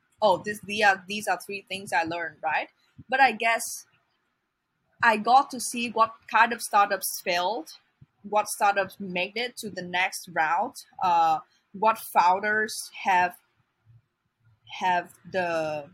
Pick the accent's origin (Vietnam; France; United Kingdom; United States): Vietnam; moved away; I'm not from Hanoi. I'm not from a big city. I'm from a smaller city in Vietnam